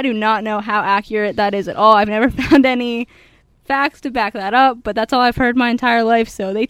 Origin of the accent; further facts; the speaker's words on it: Dover, Pennsylvania, United States; But I'm from Dover, Pennsylvania